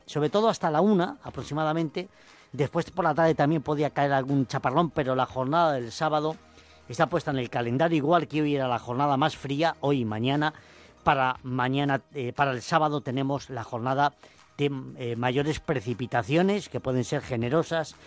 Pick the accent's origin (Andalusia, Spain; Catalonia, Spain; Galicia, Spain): Galicia, Spain; Cervantes; now in Madrid, Spain; en Cervantes, en mi tierra